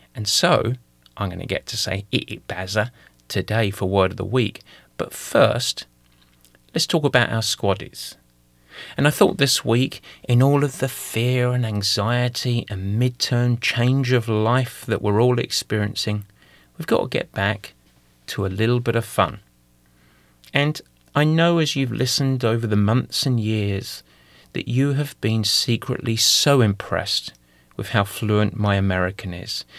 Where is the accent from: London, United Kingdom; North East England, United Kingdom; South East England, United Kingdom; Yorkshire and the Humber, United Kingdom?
London, United Kingdom; accent: East London (Cockney); moved away; I'm gonna go to my native tongue. I'm gonna go back to a little bit of East London for this